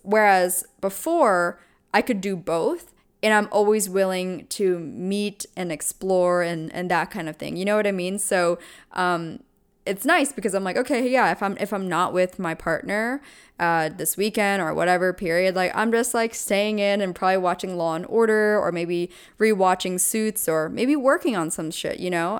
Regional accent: Pennsylvania, United States; I'm from Pennsylvania

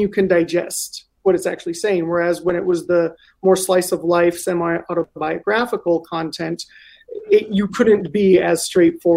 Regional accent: Salinas, California, United States; I grew up in Steinbeck country, Salinas, very close to Monterey

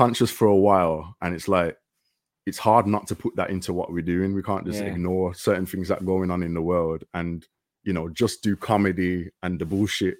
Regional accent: Birmingham, West Midlands, United Kingdom; Birmingham, England.

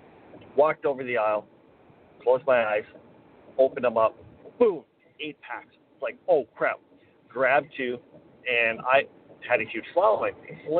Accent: Weyburn, Saskatchewan, Canada; my hometown of Weyburn

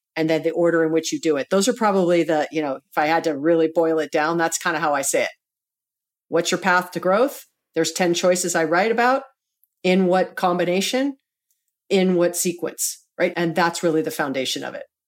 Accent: Hawaii, United States; we're both born and raised in Hawaii

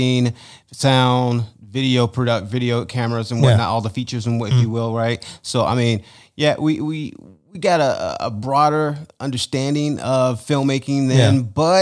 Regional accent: Chicago, Illinois, United States; now in Las Vegas, United States; I'm from Chicago, Illinois, West Side

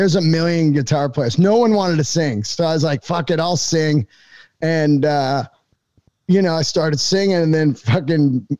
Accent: San Francisco, California, United States; You know, I grew up in San Francisco, and comedy was massive there in the 80s.

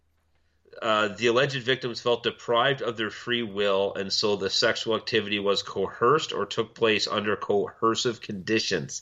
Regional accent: Milton, Ontario, Canada; my hometown of Milton, Jean Vanier fucking public or Catholic school

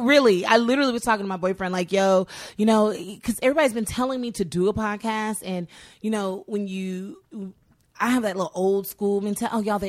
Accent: Houston, Texas, United States; also born or lived in Utah; I grew up in the Bible Belt. I grew up in Texas

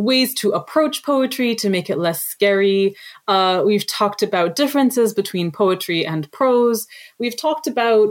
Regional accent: Canada; also born or lived in Lebanon; I was born in Canada, but my parents were born in Lebanon

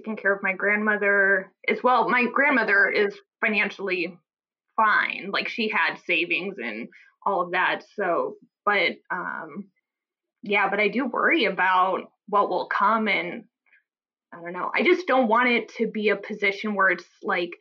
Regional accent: Omaha, Nebraska, United States; now in New Haven, United States; I'm from the Midwest. She's still in Omaha, Nebraska, where I'm from, and we're out in Connecticut.

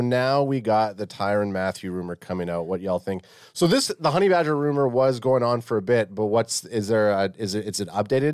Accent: Canada; as a Canadian

